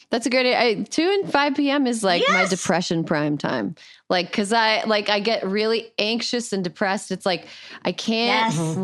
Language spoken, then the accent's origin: English; Midwest, United States; As a Midwesterner